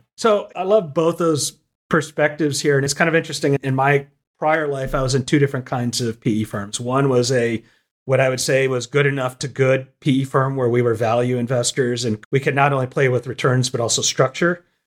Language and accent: English; Austin, Texas, United States; now in Nashville, United States; I grew up in Austin, Texas, and now I live in Nashville, Tennessee.